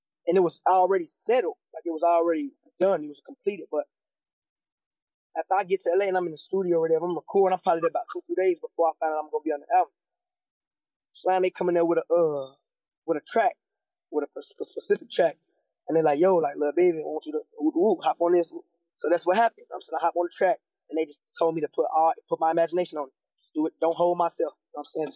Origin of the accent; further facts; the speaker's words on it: Cincinnati, Ohio, United States; I'm from Cincinnati, Ohio